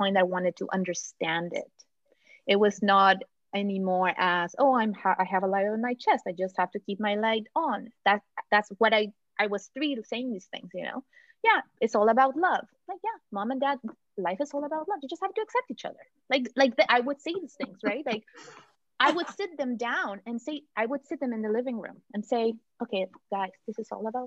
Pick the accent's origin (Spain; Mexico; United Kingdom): Mexico; moved away; I was born in Mexico.